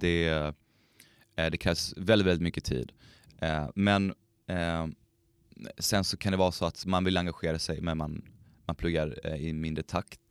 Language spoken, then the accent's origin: Swedish; Skåne, Sweden; now in Umeå, Sweden; Jag är uppväxt i Skåne